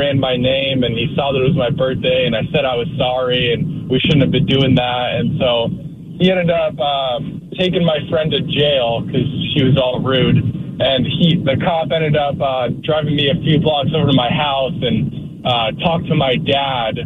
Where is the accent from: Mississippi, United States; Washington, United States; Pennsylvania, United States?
Washington, United States; Spokane; now in Shelton, United States; I grew up in Spokane